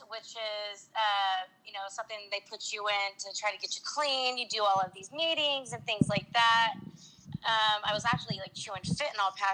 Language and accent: English; Anderson, Indiana, United States; I was from Anderson, Indiana, a small town in Indiana.